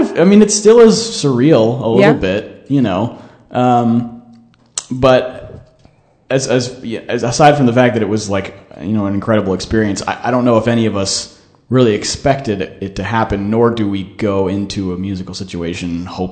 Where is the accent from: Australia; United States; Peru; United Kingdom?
United States; California; moved away as an adult; now in Texas, United States; In a nutshell, I'm from California, but ended up in Texas to go to TCU